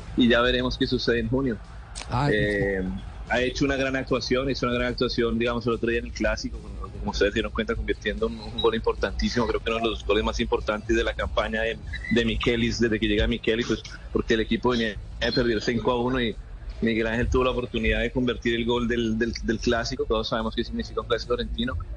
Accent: Colombia; los colombianos

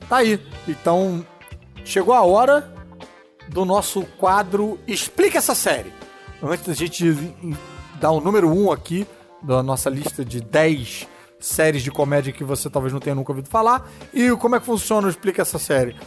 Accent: Rio de Janeiro, Brazil; eu sou do Rio

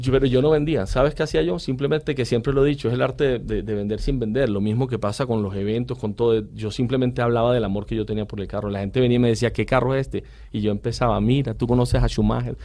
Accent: Barranquilla, Atlántico, Colombia; yo siempre digo soy barranquillero

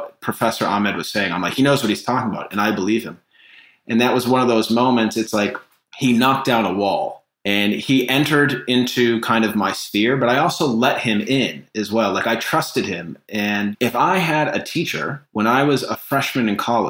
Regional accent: Needham, Massachusetts, United States; also born or lived in London, United Kingdom; I grew up in Needham, Massachusetts. It's considered a suburb of Boston

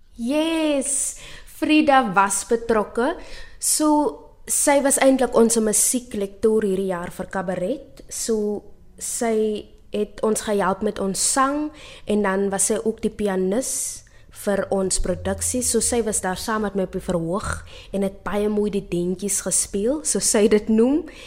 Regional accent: Steinkopf, Northern Cape, South Africa; moved away as an adult; also born or lived in Stellenbosch; Ek is oorspronklik van Steenkof in Namakwaland

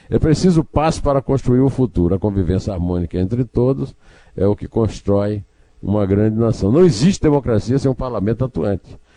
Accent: Uiraúna, Paraíba, Brazil; É o caso do deputado federal da Paraíba, Wilson Santiago, lá da minha cidade, de Uiraúna, do PTV da Paraíba.

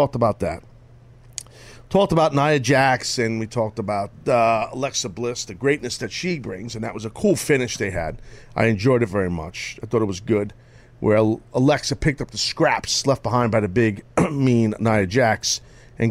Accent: New York, United States; I'm from New York longer than you because I'm older.

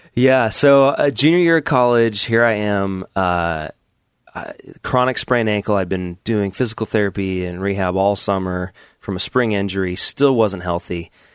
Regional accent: Southern Oregon, United States; grew up in Oregon

